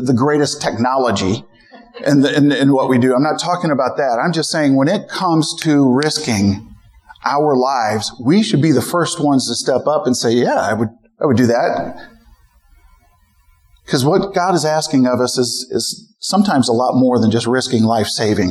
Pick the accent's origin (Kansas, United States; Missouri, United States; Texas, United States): Missouri, United States; St. Louis; moved away as an adult; now in San Francisco Bay Area, United States; I grew up in St. Louis